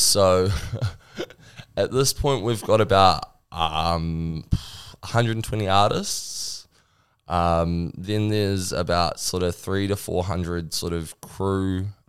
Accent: Northland, New Zealand; We're from Northland, we're Northland boys

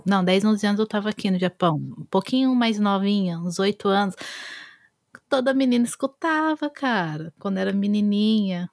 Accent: Brazil; eu sou brasileira

